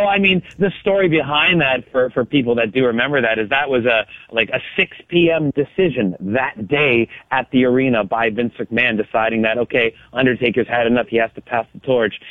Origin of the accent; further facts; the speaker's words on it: Canada; I'm Canadian